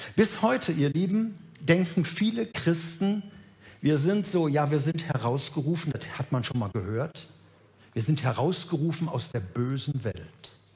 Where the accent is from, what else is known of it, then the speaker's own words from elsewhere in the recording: Gelsenkirchen, North Rhine-Westphalia, Germany; Ich bin groß geworden in Gelsenkirchen